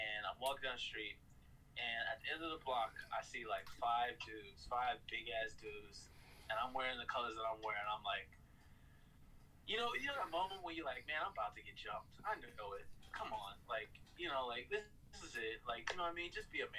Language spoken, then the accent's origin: English; Los Angeles, California, United States; now in Queens, New York, United States; I'm from South Central Los Angeles, California